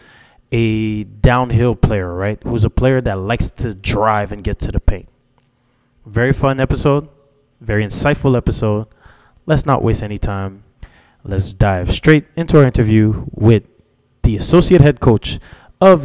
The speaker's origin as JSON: {"language": "English", "town": "Montreal", "region": "Quebec", "country": "Canada", "said": "originally I'm from Montreal"}